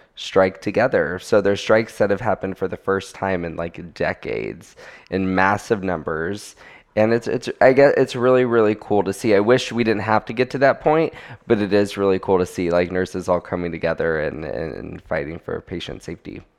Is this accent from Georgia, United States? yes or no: no; Florida, United States; I am from Florida